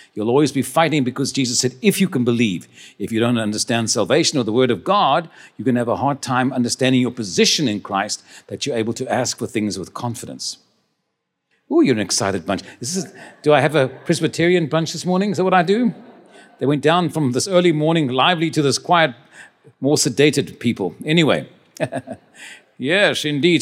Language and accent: English; Cape Town, Western Cape, South Africa; also born or lived in Stellenbosch; I was born in Stellenbosch, but I grew up in the, in the Cape Town.